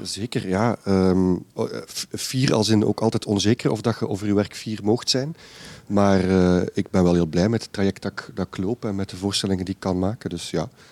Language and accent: Dutch; Ghent, Flanders, Belgium; hier in Gent de jeugdwerkorganisatie Creo, waar ik als kind in zat in Gentbrugge. En ik ben daarin opgegroeid